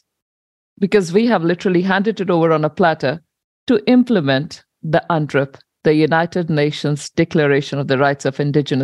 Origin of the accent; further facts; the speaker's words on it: India; moved away as an adult; now in New Zealand; I migrated with my husband to New Zealand in 2009. And I come from India